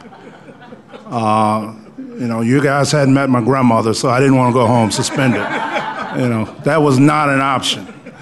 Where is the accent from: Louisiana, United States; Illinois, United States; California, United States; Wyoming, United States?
Illinois, United States; Chicago; now in Aurora, United States; I grew up in Chicago on the south side. I grew up in Inglewood